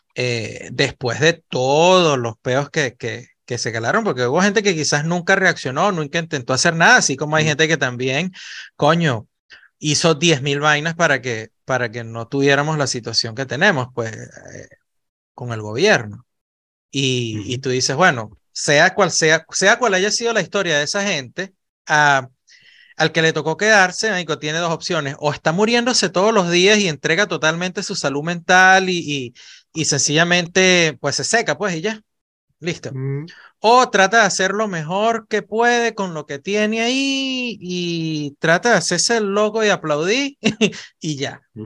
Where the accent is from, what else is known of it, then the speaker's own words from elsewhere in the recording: Venezuela; moved away as an adult; yo salí de Venezuela y yo no salí de Venezuela como un inmigrante, yo salí de Venezuela con una oportunidad laboral y me convertí en inmigrante fuera de Venezuela.